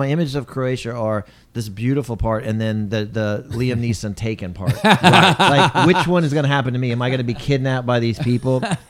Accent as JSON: {"language": "English", "country": "Japan", "tie": "born or raised there", "said": "But when we grew up in Japan, we'd get a free trip because we overseas."}